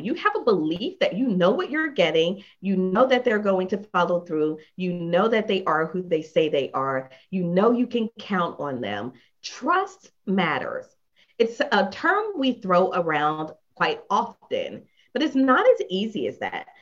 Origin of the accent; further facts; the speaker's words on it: Philadelphia, Pennsylvania, United States; moved away; I am from Philadelphia originally